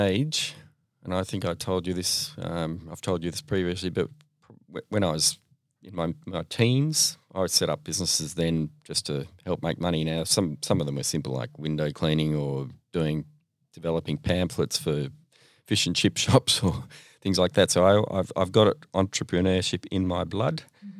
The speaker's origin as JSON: {"language": "English", "town": "Melbourne", "region": "Victoria", "country": "Australia", "tie": "born or raised there", "said": "From Melbourne, born and bred here."}